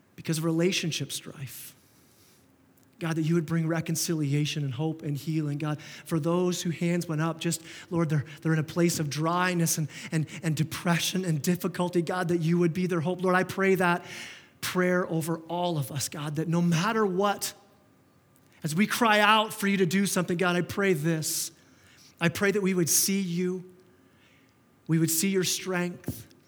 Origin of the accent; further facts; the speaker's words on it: Canada; we're so Canadian